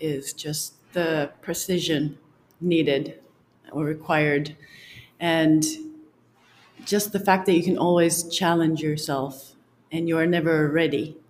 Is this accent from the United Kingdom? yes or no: no; Finland; moved away as an adult; now in Mexico; I am from Finland